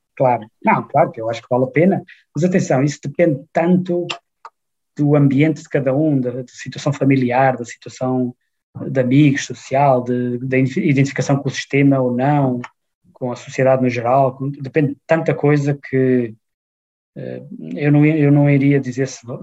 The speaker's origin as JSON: {"language": "Portuguese", "country": "Portugal", "also_born_or_lived": "Braga", "moved": "as an adult", "lives_now": "Frankfurt, Germany", "said": "eu venho de Portugal"}